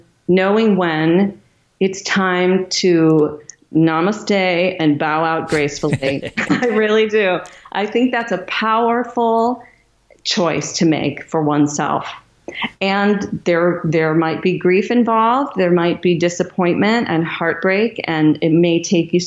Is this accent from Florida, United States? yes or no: no; Michigan, United States; my hometown of Michigan